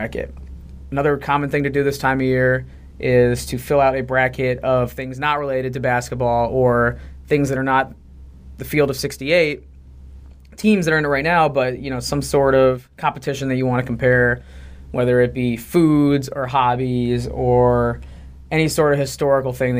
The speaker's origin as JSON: {"language": "English", "region": "Midwest", "country": "United States", "said": "I'm from the Midwest"}